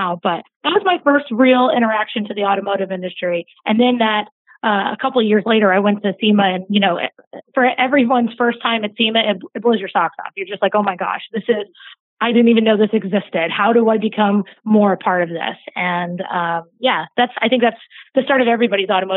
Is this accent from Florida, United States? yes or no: no; Atlanta, Georgia, United States; I grew up in Atlanta, Georgia